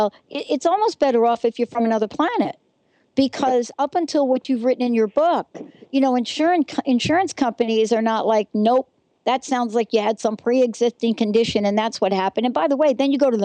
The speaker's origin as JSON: {"language": "English", "region": "East Coast", "country": "United States", "tie": "born or raised there", "also_born_or_lived": "New Jersey", "moved": "yes", "said": "I grew up on the East Coast."}